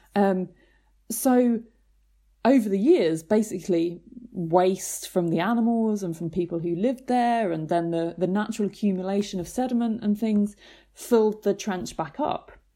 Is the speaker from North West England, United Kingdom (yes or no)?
no; near Canterbury, Kent, South East England, United Kingdom; I grew up near Canterbury in Kent